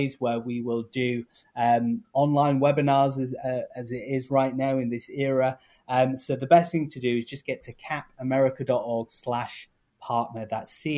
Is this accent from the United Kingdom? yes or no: yes; United Kingdom; accent: English; now in Chicago, United States; I've come from the UK originally, you can tell by my accent